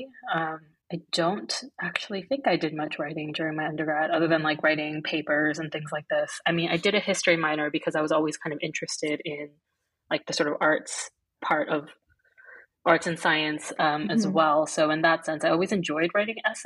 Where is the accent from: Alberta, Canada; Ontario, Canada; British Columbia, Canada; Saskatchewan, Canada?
Ontario, Canada; Toronto; I grew up in Toronto